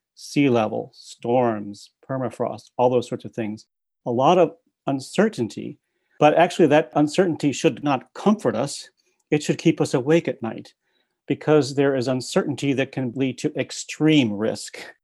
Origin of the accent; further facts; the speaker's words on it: Midwest, United States; now in Princeton, United States; I grew up in the Midwest